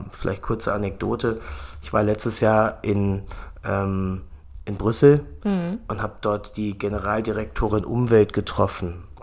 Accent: Germany; Wir beschweren uns immer als Deutsche darüber, dass wir eine, dass wir Rahmenbedingungen haben

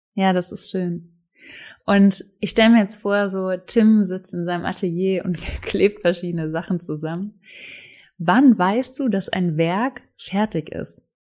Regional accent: Swabia, Baden-Württemberg, Germany; kommen wir beide aus dem Schwabenländle

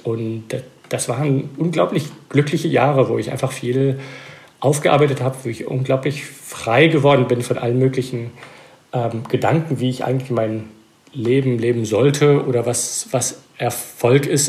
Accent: Belgium; German is a second language; moved away as an adult; now in United States; ich bin Belgier, aber meine Mutter war Deutsche und als Kind habe ich mit ihr Deutsch geredet

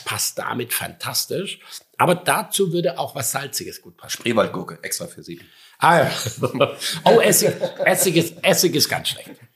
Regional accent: Schramberg, Baden-Württemberg, Germany; now in Sylt, Germany; Ich komme aus dem Schwarzwald

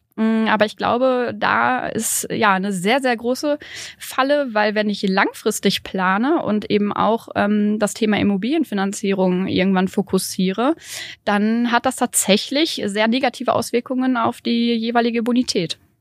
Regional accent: Bielefeld, North Rhine-Westphalia, Germany; Ich komme aus Bielefeld

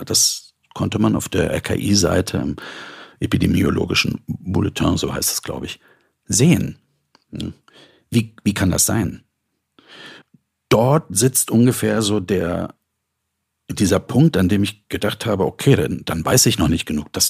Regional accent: East Germany, Germany; weil ich bin in der DDR groß geworden. Also dort hatte man mit Kunst und Kultur nicht viel am Hut.

